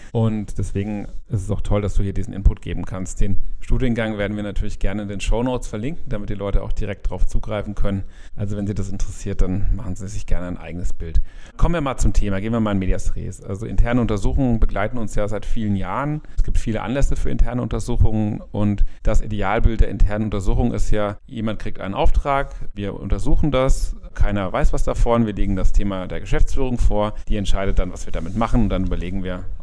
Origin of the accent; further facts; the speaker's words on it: Cologne, North Rhine-Westphalia, Germany; Ich komme aus Köln, bin da Partner in der Kanzlei Werte